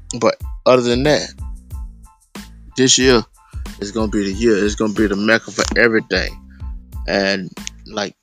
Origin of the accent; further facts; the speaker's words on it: Miami, Florida, United States; also born or lived in Gainesville, Florida / San Jose, California; now in Ocala, United States; I grew up in Miami.